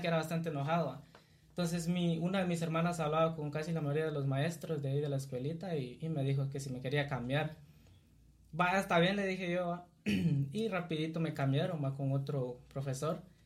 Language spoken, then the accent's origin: Spanish; Cuilapa, Santa Rosa, Guatemala; soy originario de acá, de, de Cuilapa, Santa Rosa, nacido acá y pues aquí he vivido hasta mis recuerdos aquí